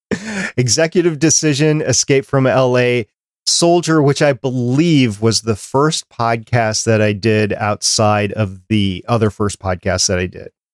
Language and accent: English; Minnesota, United States; when I was growing up in Minnesota